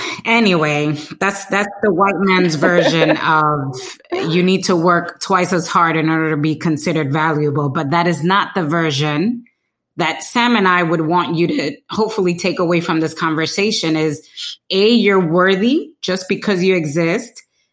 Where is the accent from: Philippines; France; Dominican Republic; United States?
Dominican Republic; We're from Dominican Republic. We're, you know, Latinas.